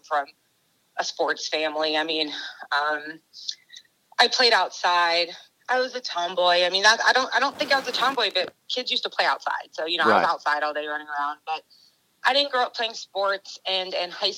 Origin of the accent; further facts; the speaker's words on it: Atlanta, Georgia, United States; I'm from Georgia, so in Atlanta, I went to Georgia State on Hope Scholarship